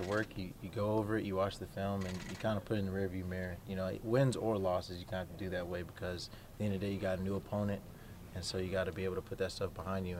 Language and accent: English; the South, United States; Yeah, because I'm from the South, so majority of my family's down there.